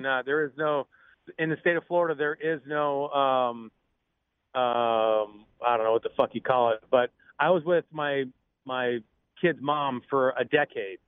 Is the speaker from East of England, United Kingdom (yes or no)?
no; Scotland, United Kingdom; I'm Scottish